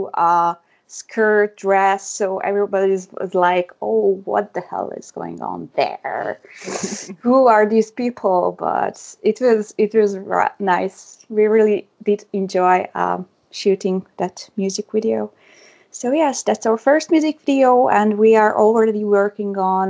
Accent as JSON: {"language": "English", "country": "Hungary", "first_language": "Hungarian", "second_language": "English", "said": "my native language too, mother language too"}